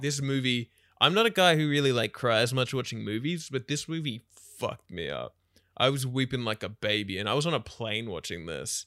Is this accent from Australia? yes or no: yes; Australia; as an Australian